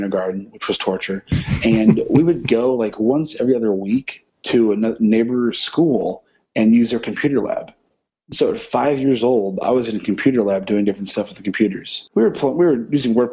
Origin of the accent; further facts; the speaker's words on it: Illinois, United States; I was born and raised in Illinois. I currently live there now in a small town